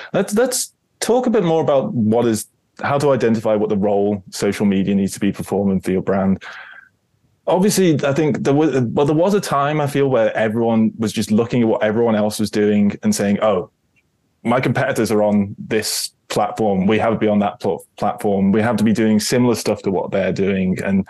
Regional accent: United Kingdom; I'm British.

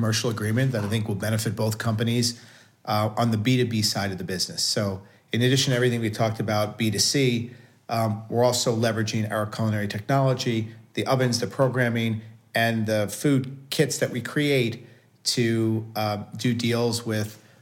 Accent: New York City, New York, United States; I grew up in Staten Island, New York, playing sports, watching sports, huge Knicks fan growing up

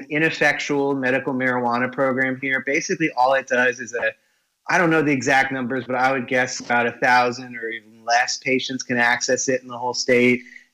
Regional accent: Connecticut, United States; where I was born in Connecticut

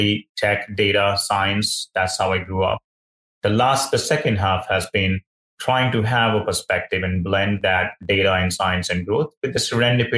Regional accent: India; moved away; I grew up in India

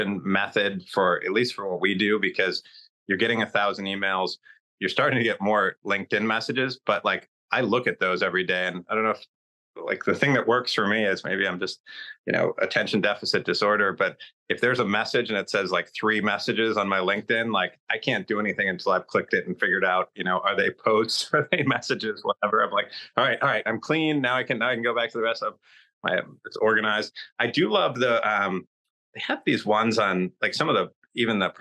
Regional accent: Michigan, United States; now in Connecticut, United States; I grew up in Michigan, so, you know, grew up on a lake

